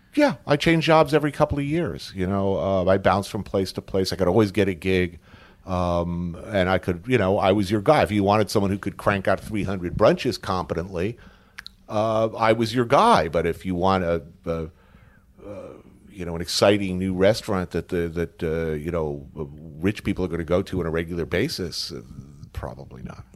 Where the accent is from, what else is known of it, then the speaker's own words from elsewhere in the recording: Bergen County, New Jersey, United States; also born or lived in New York City, United States; born here, grew up in Bergen County, like, right, literally right across